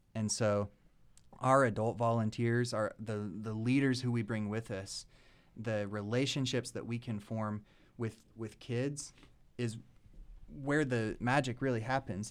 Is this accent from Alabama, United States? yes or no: no; Lexington, Kentucky, United States; moved away as an adult; now in Nashville, United States; Born and raised in Lexington